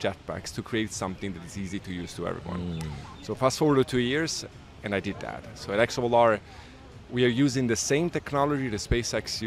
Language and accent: English; Bari, Apulia, Italy; moved away as an adult; also born or lived in Geneva, Switzerland / Zurich, Switzerland; now in Brooklyn, United States; I was born and raised in Italy